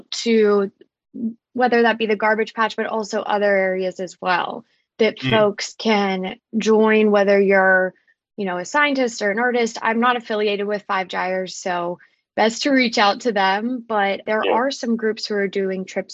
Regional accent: Pittsburgh, Pennsylvania, United States; I'm from Pittsburgh, Pennsylvania, so a landlocked area.

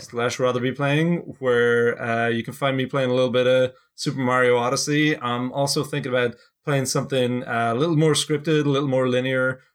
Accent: Ireland; now in United States; I'm actually not heading back to Ireland

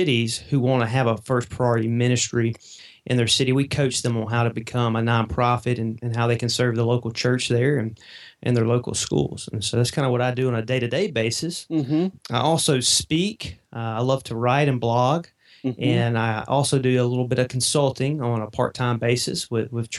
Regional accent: Mississippi, United States; accent: Southern; I'm down here in Mississippi, and so you may can tell from my accent a little bit

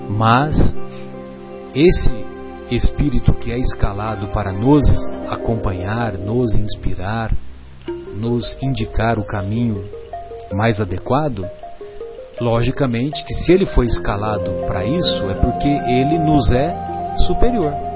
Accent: São José do Rio Pardo, São Paulo, Brazil; eu frequentava os bancos da Igreja Católica lá na minha cidade, em São José do Rio Pardo

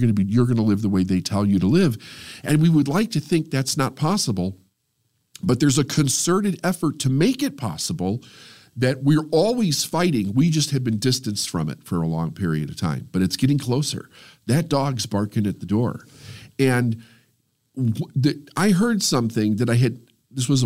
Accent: United States; I feel it's my responsibility as an American

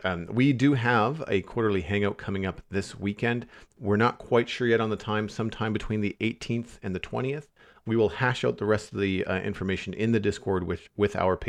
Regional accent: United States; Thanksgiving isn't until November because I'm American.

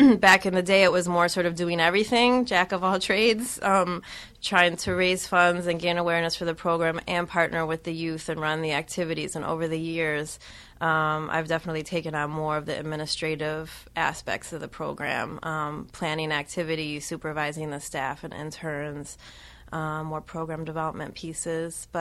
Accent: Cleveland, Ohio, United States; moved away; I'm from the Midwest. I grew up in Cleveland

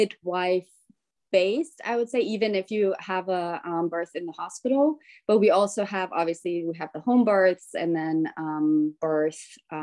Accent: Germany; moved away as an adult; also born or lived in Bolivia / Denver; now in United States; And my mom is from Germany, so we actually moved to Germany when I was three and a half, and from that point on, I grew up in Germany. And I just moved to the States about 6-7 years ago.

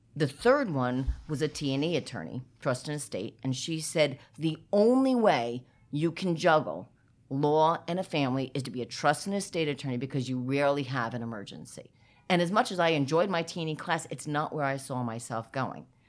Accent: New Jersey, United States; I am a proud Jersey girl

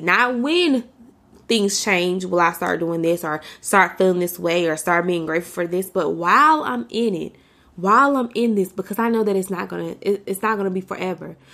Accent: United States; for me as an American, as a black American, as a black woman in America

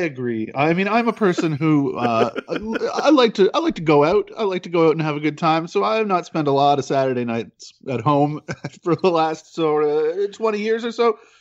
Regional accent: Peterborough, Ontario, Canada; now in Toronto, Canada; I grew up in Peterborough, uh, which is about an hour and a half outside

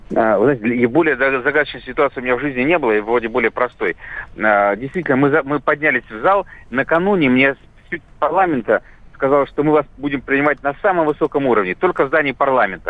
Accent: Tbilisi, Georgia; now in Russia; я э, воспитывался в Грузии

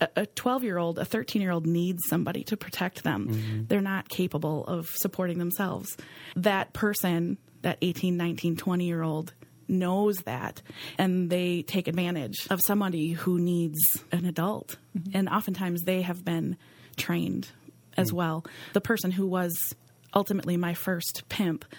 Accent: Green Bay, Wisconsin, United States; I grew up right here in Green Bay.

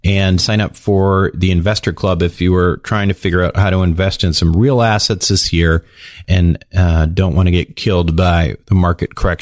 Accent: Minnesota, United States; I used to be a hockey player when I was growing up in Minnesota

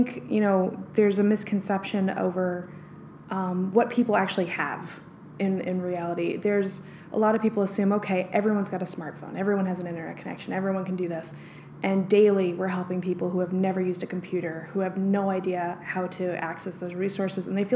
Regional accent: New York, United States; moved away; also born or lived in Denver, Colorado; I'm from New York

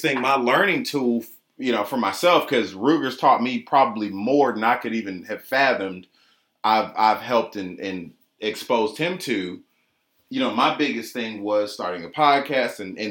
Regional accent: Atlanta, Georgia, United States; I'm just born and raised in Atlanta, grew up on the south side of town

